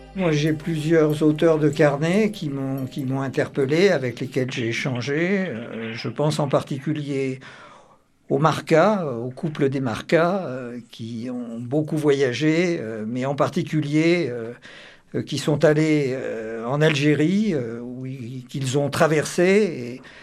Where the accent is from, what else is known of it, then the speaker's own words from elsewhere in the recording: Auvergne-Rhône-Alpes, France; je suis auvergnat